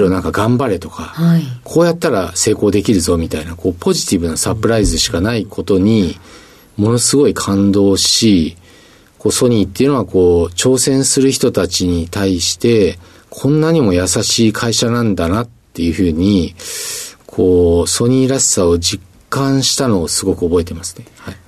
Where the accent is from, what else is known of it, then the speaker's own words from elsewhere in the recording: Musashino, Tokyo, Japan; 東京都の武蔵野市というところになります